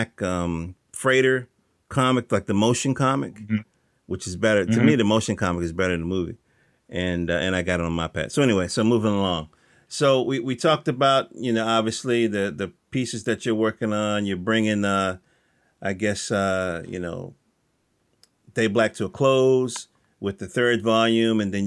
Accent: the South, United States; I'm from the South

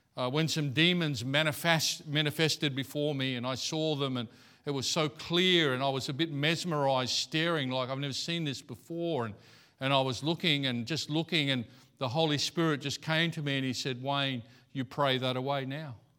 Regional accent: Australia; I'm Aussie

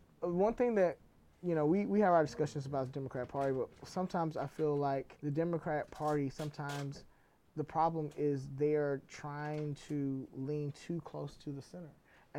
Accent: Fort Worth, Texas, United States; moved away as an adult; now in Seattle, United States; Grew up in Texas in Fort Worth, which is North Texas.

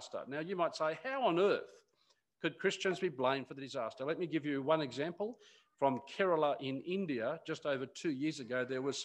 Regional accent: Newcastle, New South Wales, Australia; moved away; my father in Newcastle, where I grew up

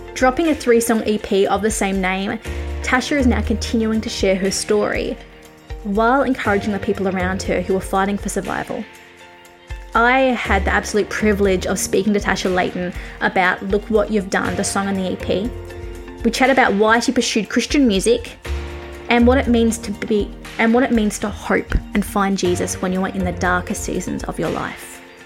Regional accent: Australia; I am an Australian music journalist, currently grounded in my home country because of COVID 19

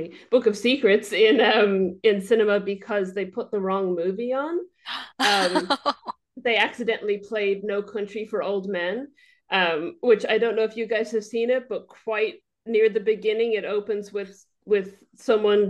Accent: Ireland; now in New Zealand; I am from Ireland, but I live in New Zealand.

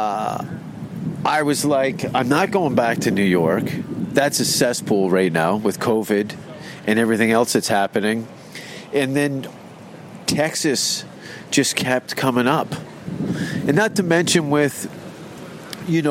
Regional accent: Canada; I'm from Canada

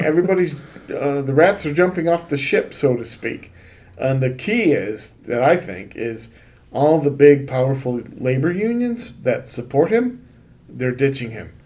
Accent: Rochester, New York, United States; moved away; I grew up in Rochester, and I went to Monroe Community College

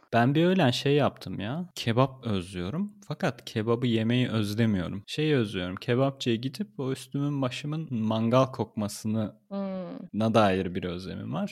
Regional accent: Adana, Turkey; moved away as an adult; also born or lived in Ankara, Turkey; now in Berlin, Germany; Ankara'da yaşıyordum da Adanalıyım diyorum.

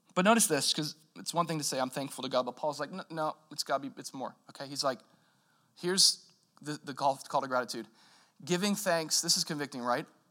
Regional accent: United States; we're American Christians

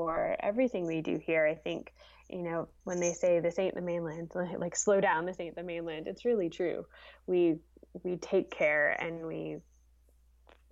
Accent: Canada; as a kid, as a Canadian

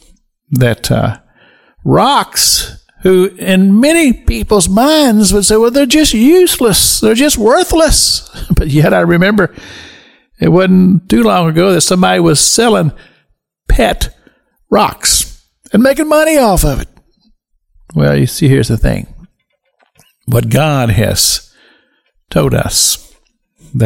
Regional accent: Kentucky, United States; now in Florida, United States; I grew up in Kentucky, in the Dobbs region of Kentucky. It's hill country

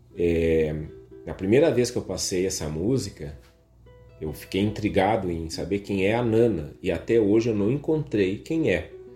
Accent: Viamão, Rio Grande do Sul, Brazil; Eu sou de Viamão

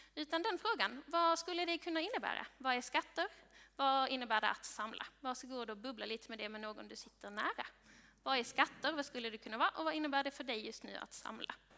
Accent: Sweden; du och jag som svenskar

